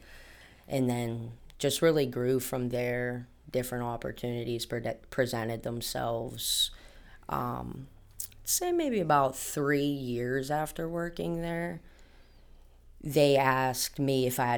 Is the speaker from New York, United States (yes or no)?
no; Penn Hills, Pennsylvania, United States; also born or lived in North Bessemer; Born and raised in Penn Hills. I'm actually from North Bessemer